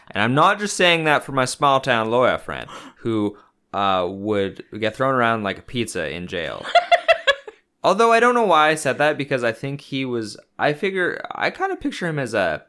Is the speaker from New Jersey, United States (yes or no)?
yes; New Jersey, United States; they're so good in my mouth, on my pizza, cause I'm from New Jersey.